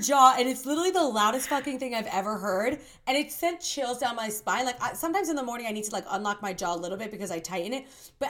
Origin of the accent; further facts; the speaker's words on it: New Jersey, United States; also born or lived in Santiago, Chile; So I am from New Jersey. I'm actually originally born in Santiago, Chile, but I was adopted and now I'm living in New Jersey.